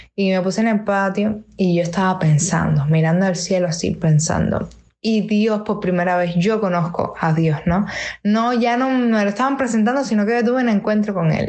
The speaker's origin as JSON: {"language": "Spanish", "region": "Havana", "country": "Cuba", "said": "Soy cantautora de La Habana, Cuba."}